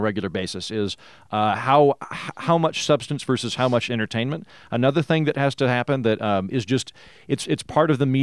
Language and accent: English; Oklahoma, United States; I'm from Oklahoma, which is functionally the 50s